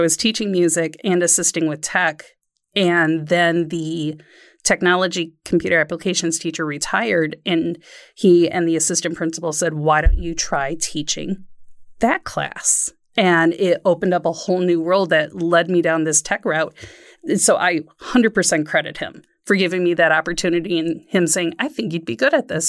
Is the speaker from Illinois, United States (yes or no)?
yes; Waukegan, Illinois, United States; No, I grew up in Waukegan, Illinois, right up on the border of Wisconsin and Illinois, and huge school of 4,000 kids in the high school.